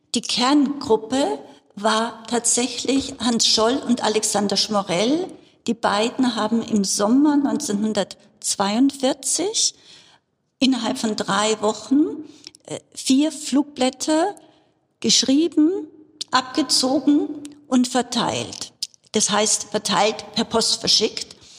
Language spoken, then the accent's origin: German; Bavaria, Germany; Ich bin in Bayern aufgewachsen und hier auch zur Schule gegangen